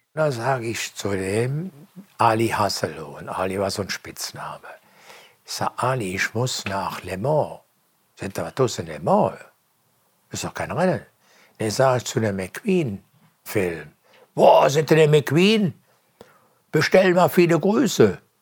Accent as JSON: {"language": "German", "town": "Aachen", "region": "North Rhine-Westphalia", "country": "Germany", "said": "ich komme aus Aachen"}